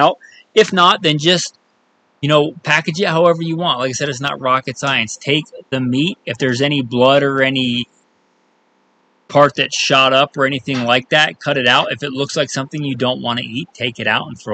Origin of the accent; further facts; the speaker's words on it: East Coast, United States; moved away; growing up on the East Coast and going out west